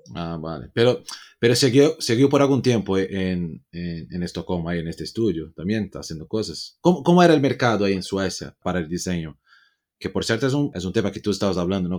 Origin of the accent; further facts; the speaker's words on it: Brazil; yo soy latino también ahí de Brasil